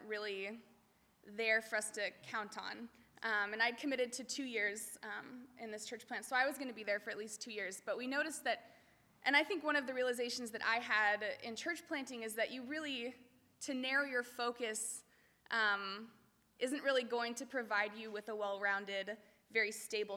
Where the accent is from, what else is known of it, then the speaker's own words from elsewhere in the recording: Chino, California, United States; moved away as an adult; also born or lived in Harrisburg, Pennsylvania; I grew up here in Chino